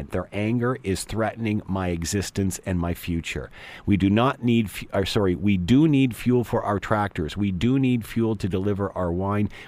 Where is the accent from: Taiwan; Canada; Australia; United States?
Canada; First and foremost, we are Canadian.